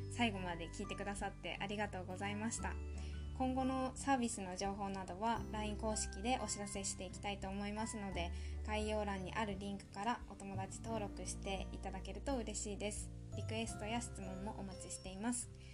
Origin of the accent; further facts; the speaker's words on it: Tohoku, Japan; 自由な東北人